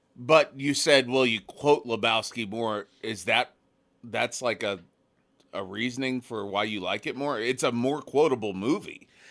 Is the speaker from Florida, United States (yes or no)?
no; Oklahoma, United States; moved away as an adult; also born or lived in Alaska; I grew up in Oklahoma